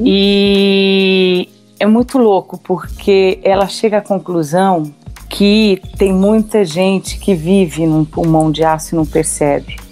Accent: Ribeirão Preto, São Paulo, Brazil; Eu sou do interior de São Paulo, uhum. de um lugar muito próximo a Minas. Então, eu sempre falei Uai, trem. Olha. É, que é Ribeirão Preto

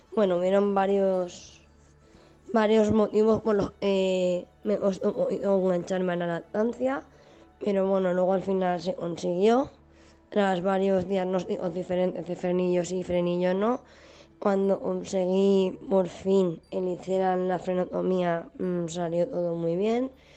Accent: Valencia, Valencian Community, Spain; soy de Valencia, tengo 38 años

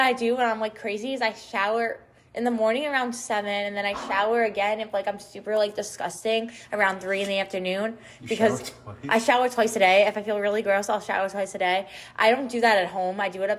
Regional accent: Long Island, New York, United States; moved away; I'm from Long Island, so I'm 6 hours out of here.

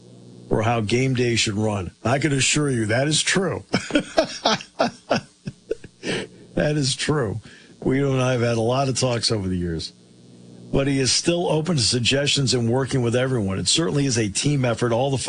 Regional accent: Bellefonte, Pennsylvania, United States; to go from being born just down the street from Beaver Stadium at Mountaineer Medical Center and growing up in Bellefonte

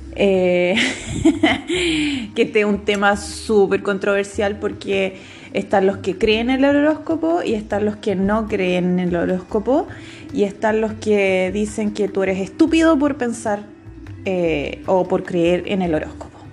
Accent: Rancagua, O'Higgins, Chile; moved away as an adult; now in Santiago, Chile; actualmente estoy viviendo en Santiago, estoy trabajando, llevo cuatro años ya, soy de Rancagua, mi familia está en Rancagua

